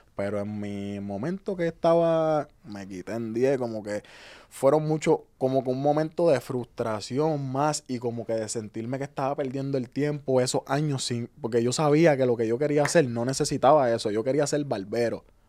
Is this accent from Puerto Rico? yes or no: yes; Ceiba, Puerto Rico; also born or lived in Fajardo, Puerto Rico / Río Grande, Puerto Rico; yo nazco en Fajardo y me crié en Puerto, eh, en Ceiba, perdón, hasta los 12 años. Y ahí es que yo paso a Río Grande